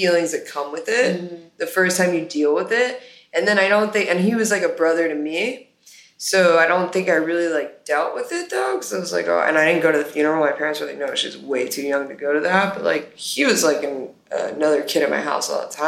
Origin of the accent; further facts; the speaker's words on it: Miami, Florida, United States; growing up in Miami